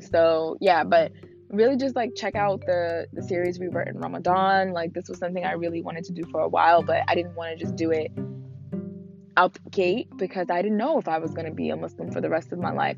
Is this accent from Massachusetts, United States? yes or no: no; Newark, New Jersey, United States; I'm from I'm from Jersey, so I grew up in Newark